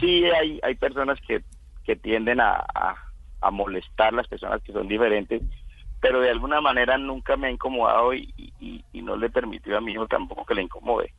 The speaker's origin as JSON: {"language": "Spanish", "region": "Casanare", "country": "Colombia", "said": "decidí regresar a mi, a mi pueblo, a mi departamento, el departamento de Casanare"}